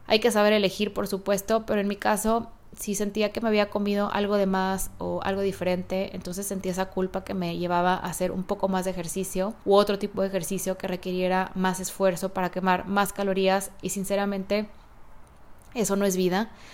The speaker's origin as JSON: {"language": "Spanish", "town": "Guadalajara", "region": "Jalisco", "country": "Mexico", "tie": "born or raised there", "moved": "yes", "said": "Hace 35 años nací en Guadalajara, Jalisco"}